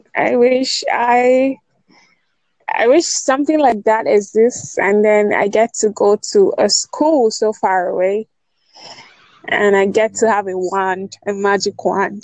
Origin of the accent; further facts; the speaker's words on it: Nigeria; I'm from Nigeria.